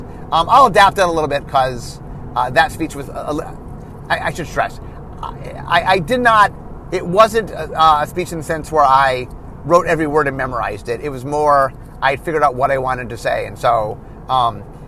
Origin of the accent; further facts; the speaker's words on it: Cleveland, Ohio, United States; moved away; I grew up in Cleveland